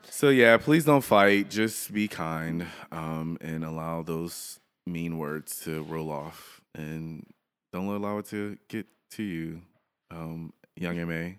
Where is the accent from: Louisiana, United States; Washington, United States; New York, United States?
Louisiana, United States; I'm from Louisiana